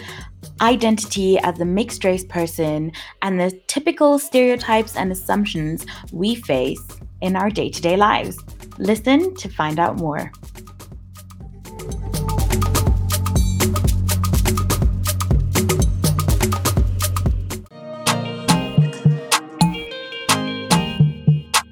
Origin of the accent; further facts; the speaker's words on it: Namibia; I'm from Namibia